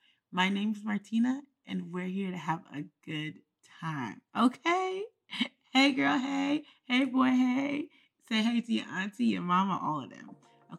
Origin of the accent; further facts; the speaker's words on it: Jamaica; born there; Oh, I'm Jamaican by birth.